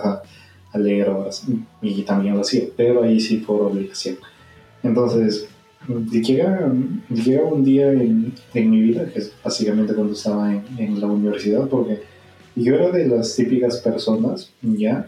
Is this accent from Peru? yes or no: yes; Peru; peruano de nacimiento